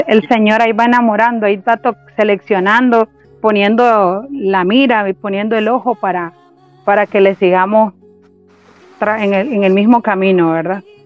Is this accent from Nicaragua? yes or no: yes; Juigalpa, Chontales, Nicaragua; moved away as an adult; now in Managua, Nicaragua; yo nací en Juigalpa, Chontales, y vivo hace ocho años aquí en Managua, Nicaragua